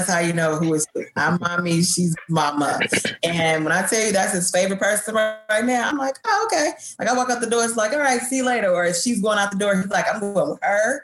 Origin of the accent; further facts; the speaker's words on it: Chicago, Illinois, United States; I was born and raised in Chicago